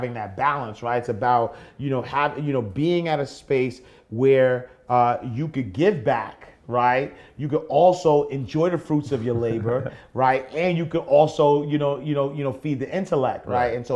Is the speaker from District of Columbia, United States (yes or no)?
no; New York City, New York, United States; I'm from the projects though, right? I grew up in the St. Nicholas houses